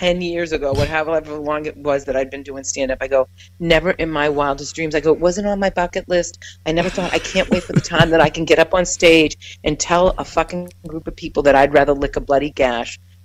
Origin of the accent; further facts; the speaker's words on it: New York, United States; I'm from New York